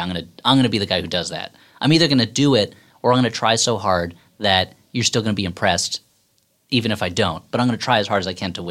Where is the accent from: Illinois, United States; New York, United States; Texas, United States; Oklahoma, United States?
Illinois, United States; Springfield; so that the nominating convention for the presidency is in my hometown of Springfield, Illinois.